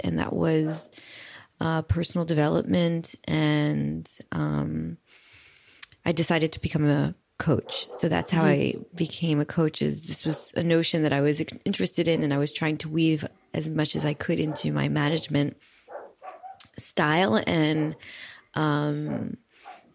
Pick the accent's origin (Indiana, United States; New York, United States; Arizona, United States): New York, United States; New York City; moved away as an adult; now in Paris, France; I grew up in Brooklyn, New York